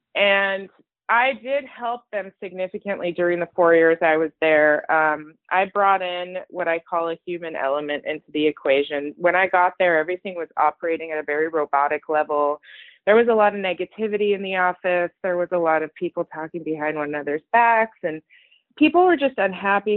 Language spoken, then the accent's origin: English; Los Angeles, California, United States; also born or lived in Iran / East Coast, United States; I've been in LA since I was six years old